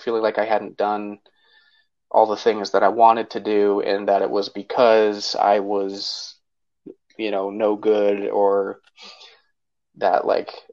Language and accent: English; Salt Lake City, Utah, United States; I was born in Salt Lake City and grew up in the Sugar House area my whole life, really close to Highland High School